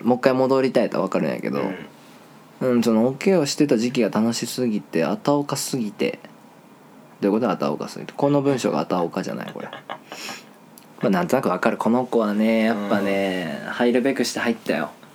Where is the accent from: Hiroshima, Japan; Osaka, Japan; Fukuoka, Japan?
Fukuoka, Japan; Kitakyushu; 俺北九州の人間